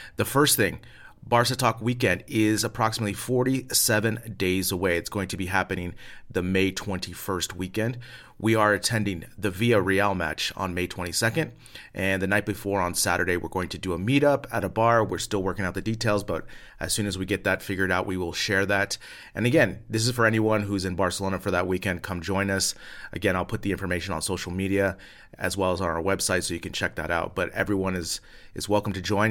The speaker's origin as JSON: {"language": "English", "country": "United States", "moved": "as an adult", "said": "I'm an American living abroad"}